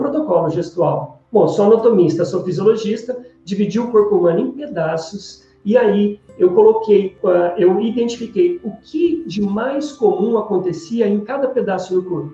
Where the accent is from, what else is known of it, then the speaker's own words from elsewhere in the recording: Espírito Santo do Pinhal, São Paulo, Brazil; moved away; also born or lived in Campinas; eu sou de, do interior do estado de São Paulo